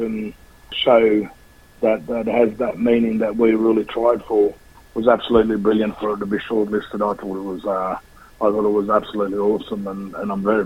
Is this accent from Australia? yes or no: yes; Australia; Australians to be proud and to be very proud of who we are as a country